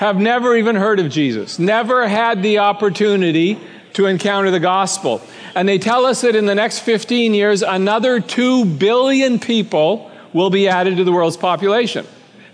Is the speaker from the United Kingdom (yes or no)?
no; Canada; I was born and raised in Canada, the son of a pastor